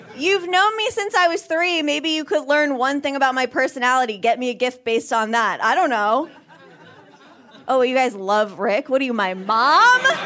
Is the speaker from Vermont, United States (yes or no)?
yes; Vermont, United States; moved away; I grew up in Vermont